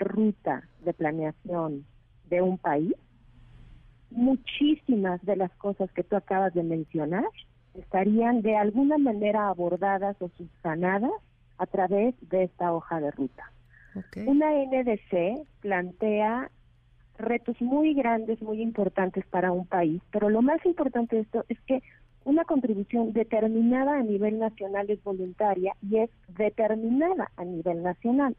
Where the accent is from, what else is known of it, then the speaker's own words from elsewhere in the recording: Mexico; el reto que tenemos como país y el reto que tenemos como mexicanos